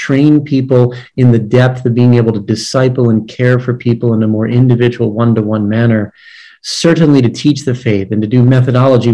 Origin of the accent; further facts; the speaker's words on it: Maryland, United States; I was a DRE in a parish in Maryland, my home state, for 15 years